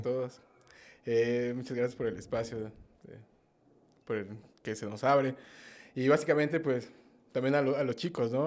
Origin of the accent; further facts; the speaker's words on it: Mexico City, Mexico; Sí, yo soy de, nativo de la Ciudad de México, de justo del norte de la ciudad. Soy de Azcapotzalco, Tepaneca